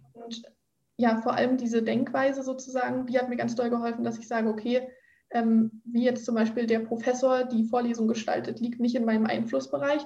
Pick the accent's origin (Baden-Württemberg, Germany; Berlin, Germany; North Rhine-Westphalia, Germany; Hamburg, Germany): Berlin, Germany; moved away as an adult; now in Brandenburg an der Havel, Germany; Ich komme ursprünglich aus Berlin